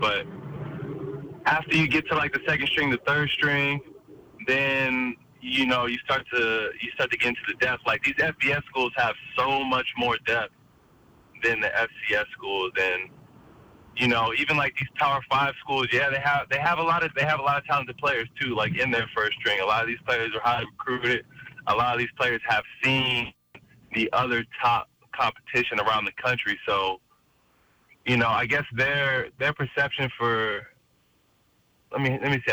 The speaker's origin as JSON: {"language": "English", "region": "Washington", "country": "United States", "tie": "born or raised there", "said": "my home state."}